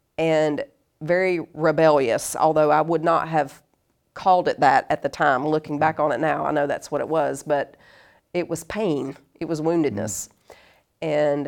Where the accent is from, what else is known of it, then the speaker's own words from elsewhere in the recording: North Carolina, United States; also born or lived in Monterey, California; But yeah, I was born in California, and then we moved around a lot. But we sort of, it was a home base, really, in North Carolina, so in the South.